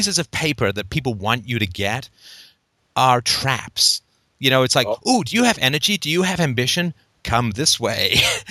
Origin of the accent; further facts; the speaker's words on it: England, United Kingdom; I grew up in England